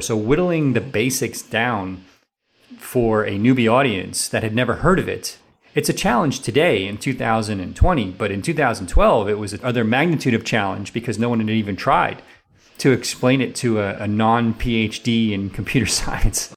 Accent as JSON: {"language": "English", "town": "New York City", "region": "New York", "country": "United States", "moved": "yes", "said": "I'm from New York City area originally"}